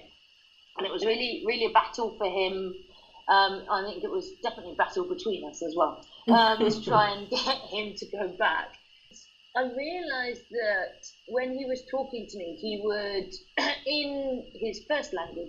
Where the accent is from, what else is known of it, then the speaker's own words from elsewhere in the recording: England, United Kingdom; moved away as an adult; also born or lived in Spain; As you can hear, I'm from England, but I taught English abroad